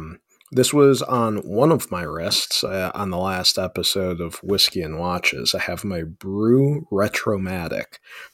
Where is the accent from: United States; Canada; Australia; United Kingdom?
United States; Ohio; now in Cincinnati, United States; I am originally from the North Coast of America, off of the shores of Lake Erie, near Cleveland, kind of in between Cleveland and Erie, Pennsylvania.